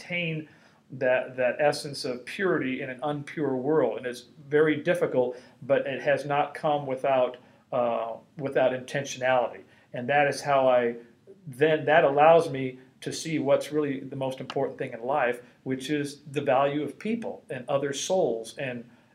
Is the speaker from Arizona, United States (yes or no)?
no; Los Angeles, California, United States; born or raised there